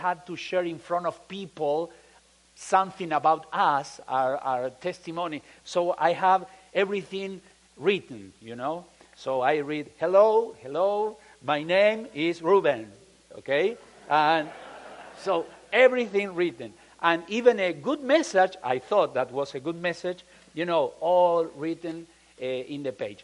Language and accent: English; Argentina; English is a second language; moved away as an adult; also born or lived in Chile / Mexico; now in Peru; We are from Argentina. We left Argentina in 1982 to be missionaries first in Chile. Then we moved to Mexico, and now we are in Peru for almost 27 years.